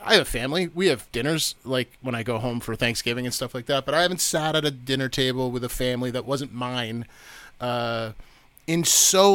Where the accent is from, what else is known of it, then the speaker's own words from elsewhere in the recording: Barrington, Rhode Island, United States; moved away as an adult; also born or lived in Vermont; I'm a Rhode Islander. So I grew up in Rhode Island. That's where I spent my formative years. I grew up in a town called Barrington, Rhode Island